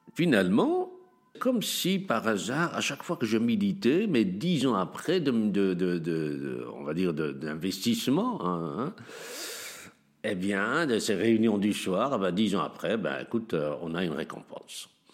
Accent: Tangier, Tanger-Tetouan-Al Hoceima, Morocco; now in Molenbeek, Belgium; je suis né à Tanger un beau jour de 1956

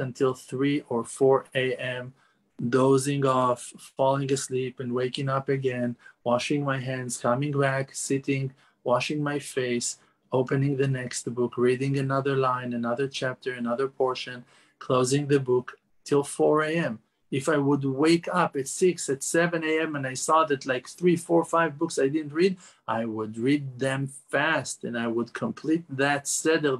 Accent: Jerusalem, Jerusalem District, Israel; I was born in Yerushalayim, in Jerusalem, and lived in Eretz Israel all my life

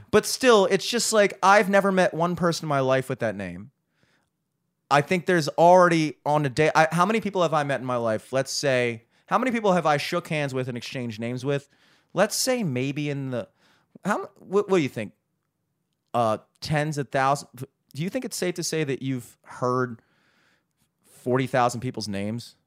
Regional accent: United States; as an American

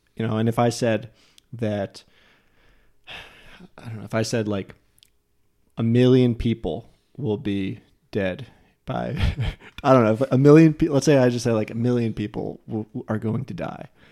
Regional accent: New Jersey, United States; I'm from New Jersey

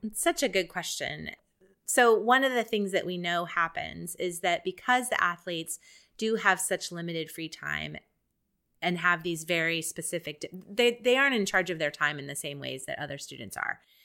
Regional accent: Columbus, Ohio, United States; moved away as an adult; now in Houston, United States; I come from Columbus, Ohio, where the Ohio State Buckeyes are the main thing going on in town

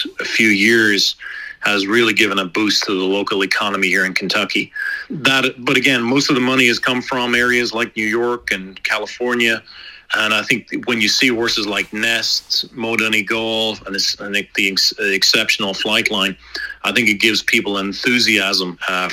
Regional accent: Ireland; now in United States; Being an Irishman

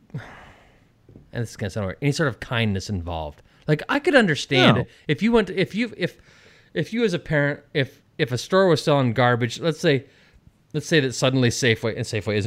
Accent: West Coast, United States; moved away as an adult; also born or lived in Washington, D.C.; I grew up on the West Coast

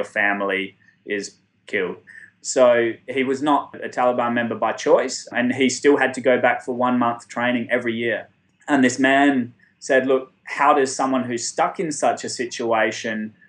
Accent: Australia; I'm from Australia.

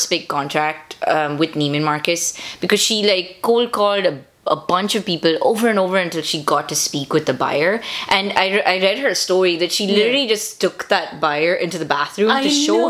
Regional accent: India; now in United States; being Indian

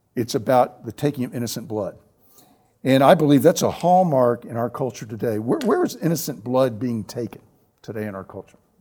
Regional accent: the South, United States; Growing up in the South, the segregated South

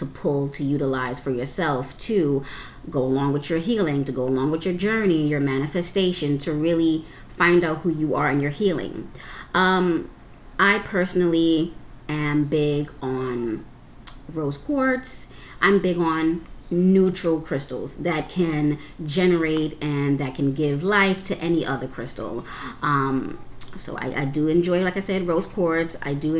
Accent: New York City, New York, United States; I am a New Yorker, Brooklyn girl all the way

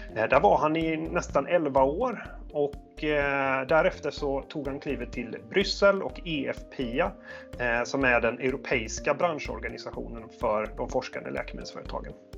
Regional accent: Sweden; man som svensk

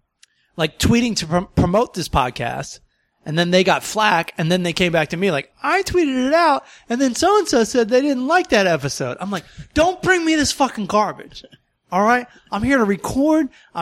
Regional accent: Maryland, United States; I'm also from Southern Maryland and I'm also a redneck.

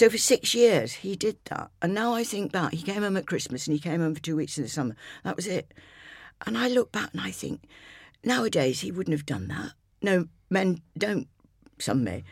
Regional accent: Scarborough, Yorkshire and the Humber, United Kingdom; moved away; to have been born and brought up in Scarborough

